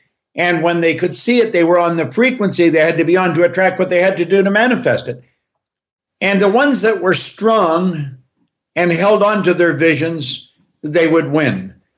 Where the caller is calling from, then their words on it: Thornhill, Ontario, Canada; I am coming in from Canada, Toronto, Thornhill, Ontario.